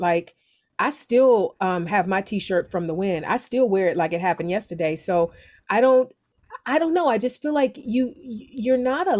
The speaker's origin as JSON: {"language": "English", "town": "Cleveland", "region": "Ohio", "country": "United States", "tie": "born or raised there", "also_born_or_lived": "Akron, Ohio", "moved": "as an adult", "lives_now": "Los Angeles, United States", "said": "I'm from Cleveland. I went to the University of Akron."}